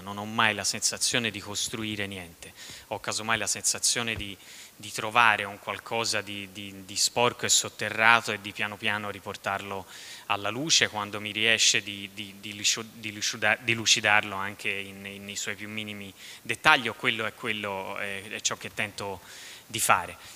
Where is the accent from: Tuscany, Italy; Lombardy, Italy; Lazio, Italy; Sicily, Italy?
Tuscany, Italy; southern; dalle mie parti nella bassa toscana si dice la, la, sola, per dire la fregatura